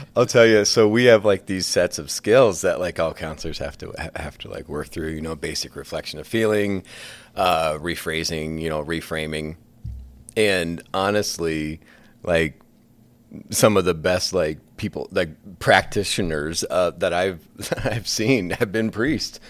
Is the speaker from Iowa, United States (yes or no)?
yes; Sioux City, Iowa, United States; also born or lived in Spirit Lake; I grew up in Sioux City